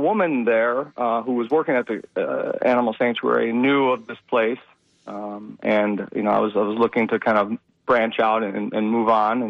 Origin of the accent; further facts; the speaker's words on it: Michigan, United States; I grew up in Michigan.